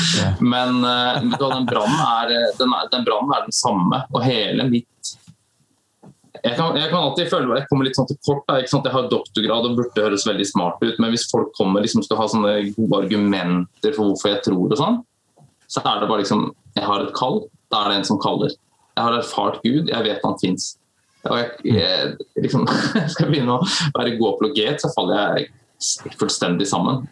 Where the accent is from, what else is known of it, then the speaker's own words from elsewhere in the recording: Skien, Telemark, Norway; also born or lived in Stavanger / United States; født og oppvokst i Skien, bor i Skien